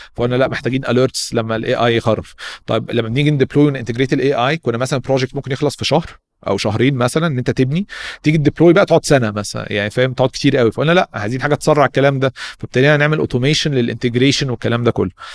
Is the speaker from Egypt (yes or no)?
yes; Egypt; احنا شباب مصري جامدين